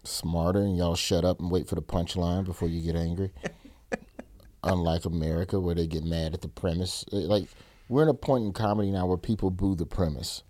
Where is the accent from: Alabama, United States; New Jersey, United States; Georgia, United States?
Alabama, United States; growing up in Alabama